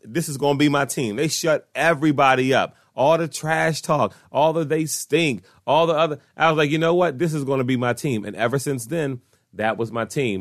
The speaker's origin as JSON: {"language": "English", "town": "Washington", "region": "District of Columbia", "country": "United States", "tie": "born or raised there", "said": "I was born and raised in Washington, D C"}